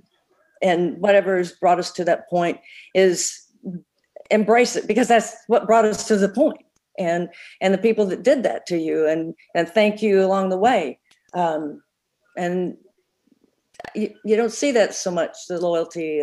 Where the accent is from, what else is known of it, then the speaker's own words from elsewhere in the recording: Tulsa, Oklahoma, United States; being in Tulsa, my hometown